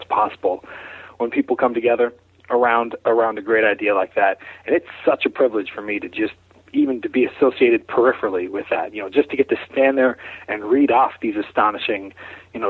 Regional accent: Pittsburgh, Pennsylvania, United States; here in my hometown around Pittsburgh

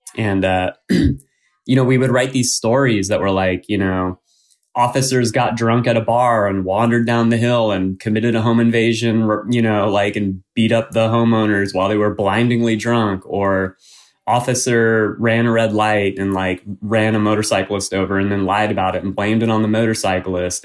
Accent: Sonoma County, North Bay, California, United States; I grew up in the North Bay in Sonoma County

